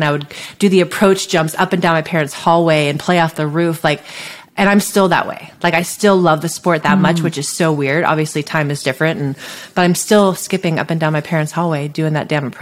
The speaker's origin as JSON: {"language": "English", "town": "Santa Cruz", "region": "California", "country": "United States", "tie": "born or raised there", "said": "I grew up near Santa Cruz, which is a beach town in Northern California"}